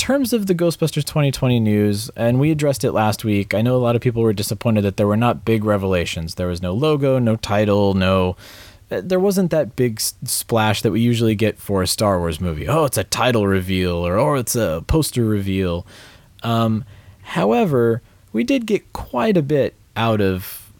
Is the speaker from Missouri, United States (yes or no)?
yes; Kansas City, Missouri, United States; I am from Kansas City, Missouri, and I drive by the cave area often.